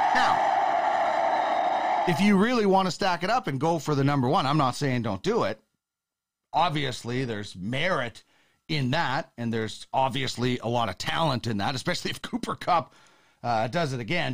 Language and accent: English; Brandon, Manitoba, Canada; I grew up in Manitoba